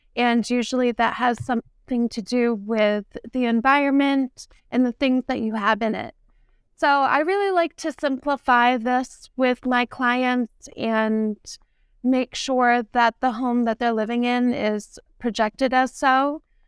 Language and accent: English; New Castle, New Hampshire, United States; I grew up in Newcastle, New Hampshire, and it's a historical town by the water